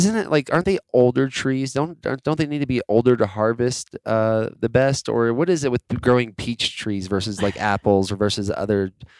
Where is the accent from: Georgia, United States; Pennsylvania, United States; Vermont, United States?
Georgia, United States; moved away; we're both from Georgia. I was there from kindergarten and college.